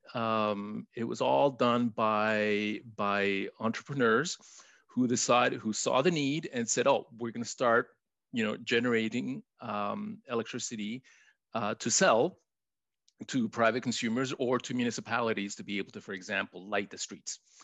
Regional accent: Chile; first language Spanish; English is a second language; now in Canada; I was born in Chile, so I'm a newcomer to Canada. My first language is Spanish

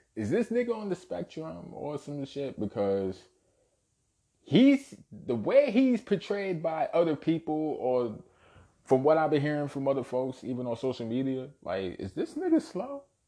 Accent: New York City, New York, United States; Born and raised in Brooklyn, New York

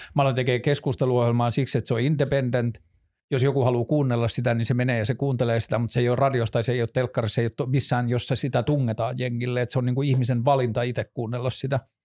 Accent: northern Finland, Finland; mä oon kasvanut Pohjois-Suomessa

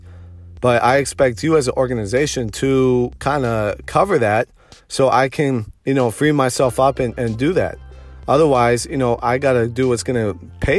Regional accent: Detroit, Michigan, United States; moved away as an adult; now in Austin, United States; I'm from Metro Detroit

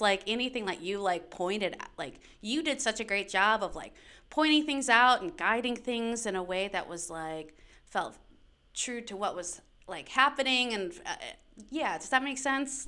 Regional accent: Daytona Beach, Florida, United States; moved away as an adult; also born or lived in Michigan / Orlando; I identify as a Floridian. Uh, we moved there when I was twelve

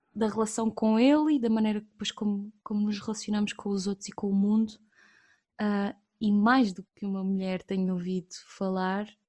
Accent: Évora, Alentejo, Portugal; eu sou de Évora, natural de Évora, e, e a verdade é que eu nasci e cresci numa, numa pequena ilha

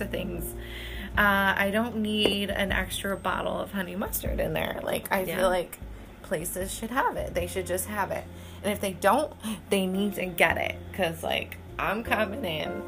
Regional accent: Canada; now in Burlington, United States; I'm Canadian

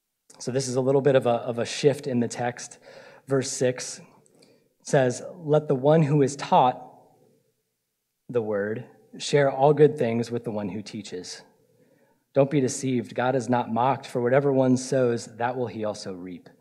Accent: Florida, United States; I'm from Florida

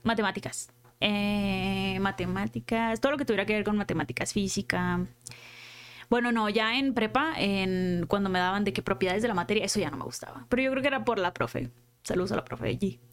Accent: Culiacán, Sinaloa, Mexico; accent: norteño; moved away as an adult; now in Mexico City, Mexico; Nací en Culiacán y sí, viví allá toda la vida, hasta que me vine para acá

